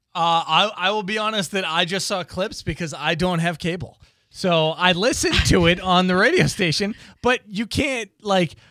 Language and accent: English; Boston, Massachusetts, United States; I grew up in Boston